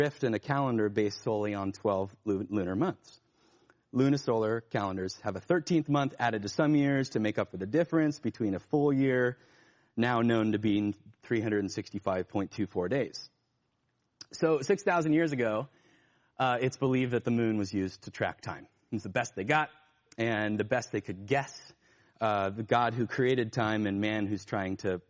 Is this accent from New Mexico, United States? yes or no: no; Northern California, United States; I grew up in Northern California, and there were rice fields around us